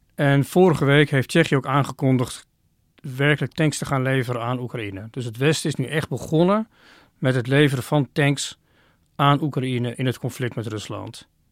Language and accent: Dutch; Oirschot, North Brabant, Netherlands; moved away; Ik heb in mijn kindertijd een aantal jaren in Oorschot gewoond